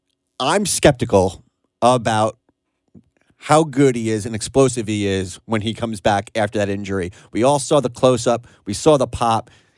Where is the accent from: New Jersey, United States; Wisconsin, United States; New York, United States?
New York, United States; I'm from New York, and that is a Knicks city.